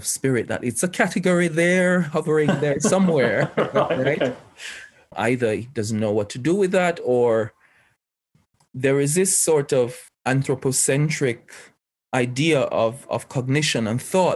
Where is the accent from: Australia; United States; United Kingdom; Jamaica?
Jamaica; being Jamaican, I have a part as a part of my heritage, old Afroic worldviews actually that are still very much alive there. But then I go to school in a colonial sort of like a Western educational system